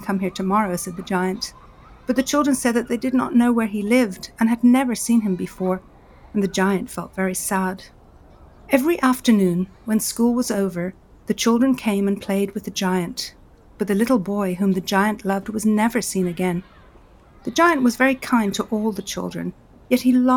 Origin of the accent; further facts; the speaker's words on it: Ireland; I grew up with in Ireland